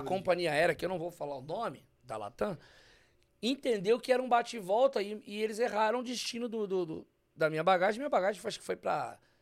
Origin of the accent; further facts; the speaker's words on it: São Paulo, Brazil; Eu sou da quebrada de São Paulo